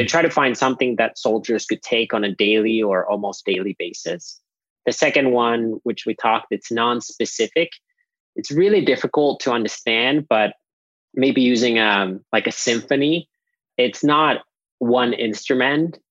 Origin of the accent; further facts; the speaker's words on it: Nokia, Pirkanmaa, Finland; now in Austin, United States; I grew up in Finland at our family farm that we've had for at least 13 generations since 1619.